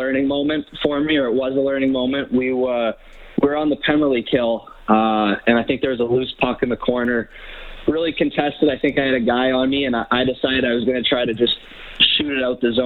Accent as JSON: {"language": "English", "town": "Edmonton", "region": "Alberta", "country": "Canada", "tie": "born or raised there", "said": "I was from Edmonton, I was staying at home"}